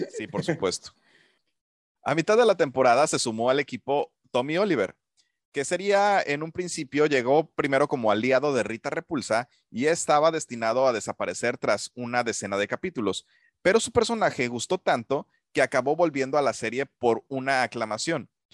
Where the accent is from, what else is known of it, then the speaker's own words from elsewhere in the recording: Mexico; also born or lived in Puerto Vallarta; para mí como, como mexicano